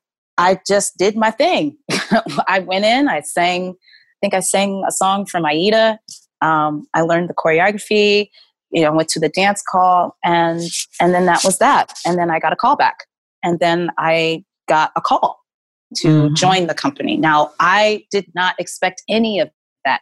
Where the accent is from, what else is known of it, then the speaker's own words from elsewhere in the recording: Garland, Texas, United States; now in New York, United States; I grew up in Garland, Texas